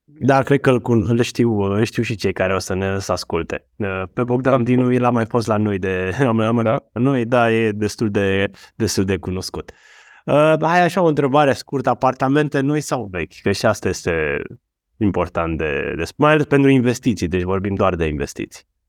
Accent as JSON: {"language": "Romanian", "country": "Romania"}